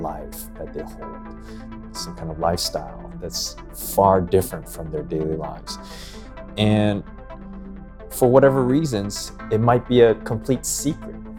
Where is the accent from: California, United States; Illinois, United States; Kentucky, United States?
California, United States; Los Angeles; born or raised there; also born or lived in Philadelphia, Pennsylvania